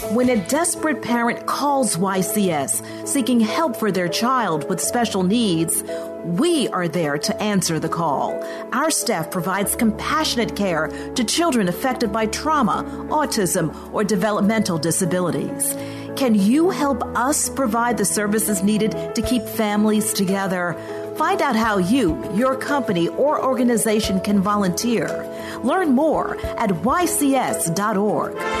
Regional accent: New York, United States; born or raised there

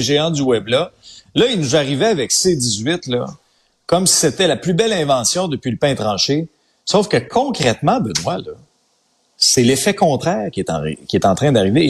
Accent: Abitibi, Quebec, Canada; moved away; also born or lived in Outaouais; je suis un gars de région. Tu sais, j'ai grandi en Abitibi, j'ai vécu en Outaouais aussi

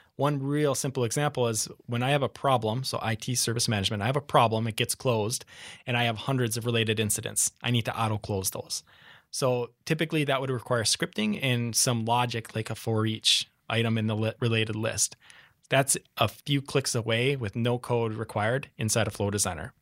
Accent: Minneapolis, Minnesota, United States; accent: Midwest; moved away as an adult; now in San Diego, United States; Midwest. So you'll catch the accent, but I'm from Minneapolis

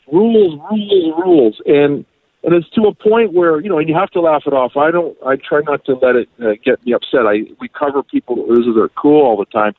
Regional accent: Canada; I grew up in Canada

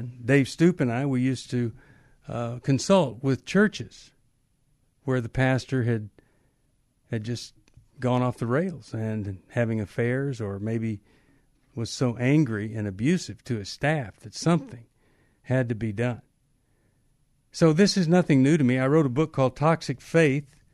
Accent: Texas, United States; I was growing up in Texas

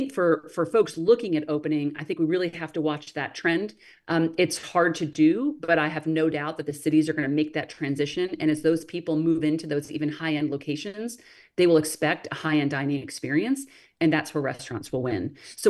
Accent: New England, United States; I'm not a native Texan, right? I came in from New England, which we're not really known for a lot of diversity on our cuisine either.

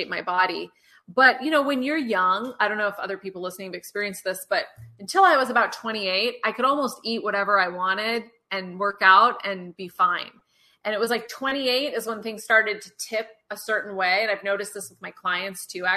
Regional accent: Eugene, Oregon, United States; I was raised in Eugene, Oregon, which is a very outdoorsy place

